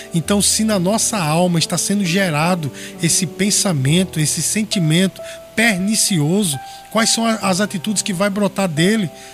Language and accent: Portuguese; Brazil; nós, como brasileiros